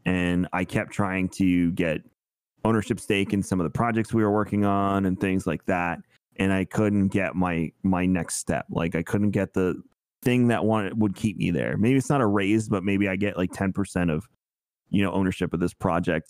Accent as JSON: {"language": "English", "region": "New York", "country": "United States", "tie": "born or raised there", "moved": "as an adult", "lives_now": "Florida, United States", "said": "we grew up together in New York."}